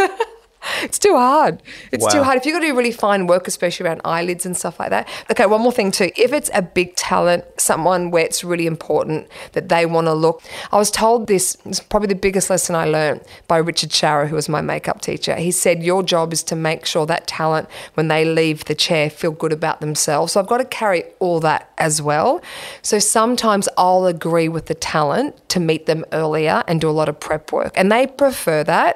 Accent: Brisbane, Queensland, Australia; I grew up in Rochdale, Brisbane, on acreage

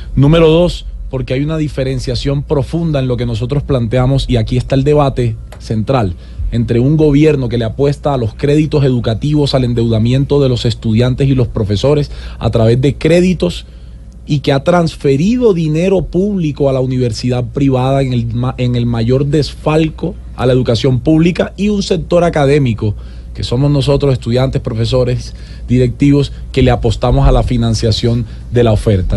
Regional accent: Sincelejo, Sucre, Colombia; also born or lived in Cartagena, Colombia; now in Medellín, Colombia; Yo soy cartagenero, criado en Cincelejo, Sucre, y vivo hace 12 años en Medellín

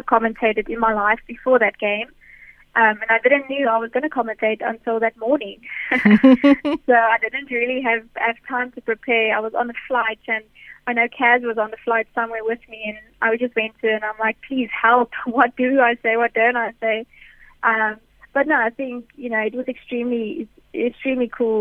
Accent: South Africa; us as a South African women's cricket team

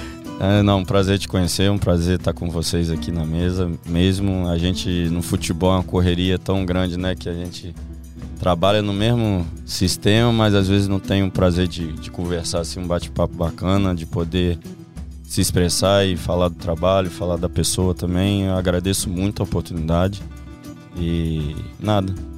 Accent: Nova Friburgo, Rio de Janeiro, Brazil; moved away; Com seis anos de idade, eu tava dentro do Friburguense, que é a cidade onde eu nasci, Nova Friburgo

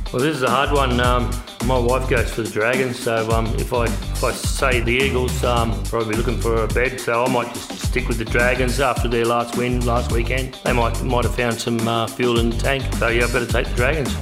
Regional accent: Penrith, New South Wales, Australia; I was uh, born and bred in Penrith

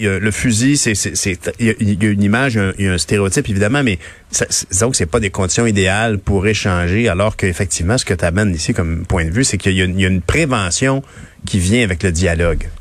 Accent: Longueuil, Quebec, Canada; nous sommes de Longueuil, euh, tous les deux.

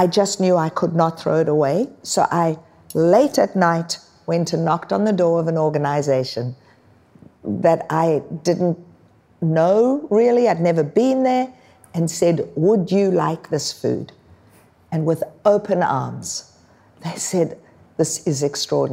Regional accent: South Africa; now in Australia; I was born in South Africa

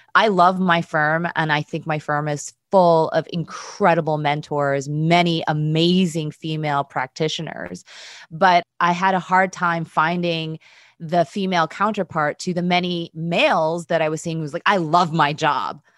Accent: United States; I'm Korean American

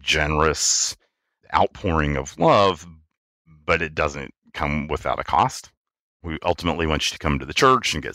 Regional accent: Richmond, Virginia, United States; moved away as an adult; I am from the thriving metropolis of Richmond, Virginia. I grew up there, lived there for about 30 years, and then moved away for work

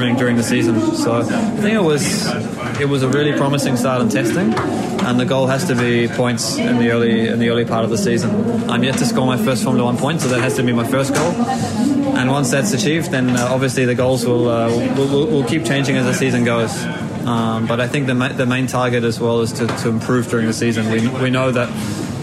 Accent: New Zealand; moved away; I'm a really proud Kiwi

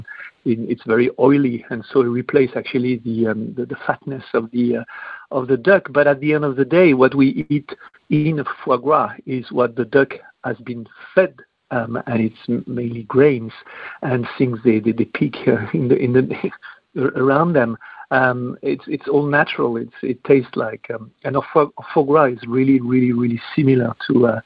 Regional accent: France; now in United Kingdom; although I'm French, I'm also British

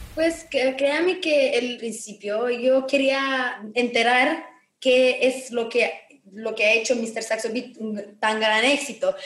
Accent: Romania; Spanish is a second language

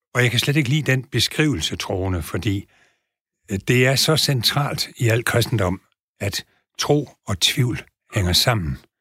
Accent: Southern Jutland, Southern Denmark, Denmark; jeg er sønderjyde

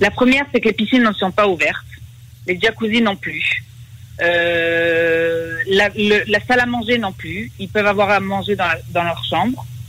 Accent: France; now in Israel; en tant que Française

